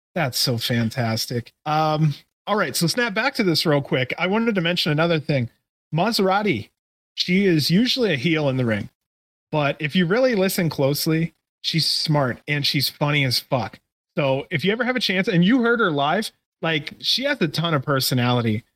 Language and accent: English; Canton, Ohio, United States; also born or lived in Cleveland, Ohio; I'm a Cleveland guy. I'm originally from the Canton area.